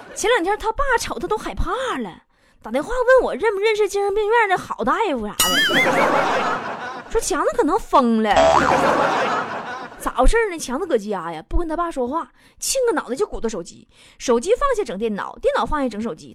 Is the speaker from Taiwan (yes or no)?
no; Inner Mongolia, China; moved away; 我老家内蒙古